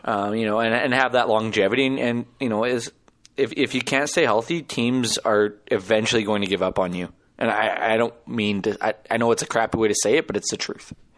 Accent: Saskatchewan, Canada; I'm from Saskatchewan

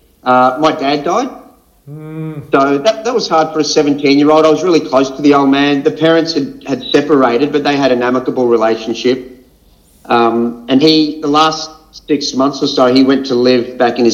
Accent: Brisbane, Queensland, Australia; So I was born and raised in Brisbane, Greek Australian upbringing

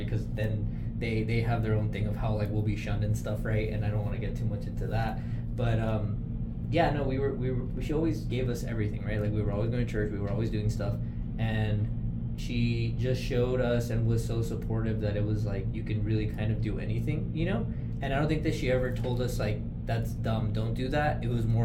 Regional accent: Orange County, Southern California, United States; moved away as an adult; also born or lived in Arizona; now in El Paso, United States; SoCal, Southern California, Orange County

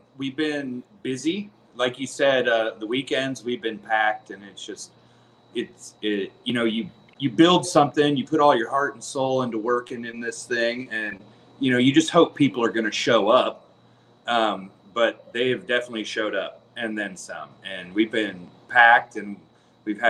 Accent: Green Valley, United States; we're from Green Valley

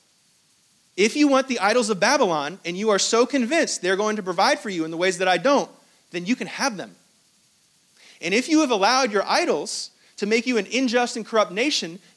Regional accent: Hong Kong; I was born in Hong Kong. I was not born in Israel.

